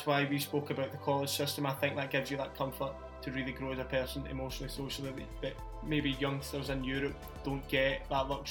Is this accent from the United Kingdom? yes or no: yes; Glasgow, Scotland, United Kingdom; I support Celtic because I'm from Glasgow